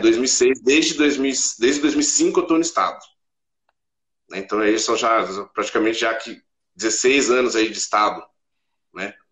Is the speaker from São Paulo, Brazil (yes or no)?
yes; Mogi das Cruzes, São Paulo, Brazil; eu sou de Mogi das Cruzes, São Paulo